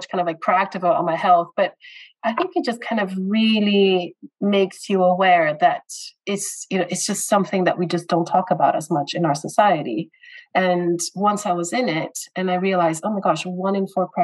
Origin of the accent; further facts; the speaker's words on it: Brazil; moved away as an adult; also born or lived in United States / United Kingdom; I was born and raised in Brazil, so Latin America, and I moved to the U.S. When I was 18 to pursue my university education there.